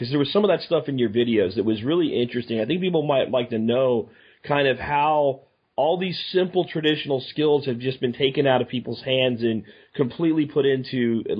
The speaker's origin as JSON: {"language": "English", "region": "Texas", "country": "United States", "said": "I'm from Texas where grass-fed beef is everywhere"}